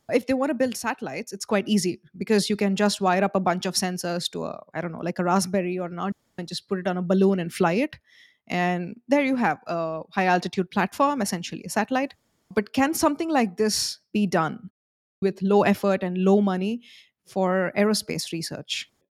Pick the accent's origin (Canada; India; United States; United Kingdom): India; I'm from India. Both of us are from India.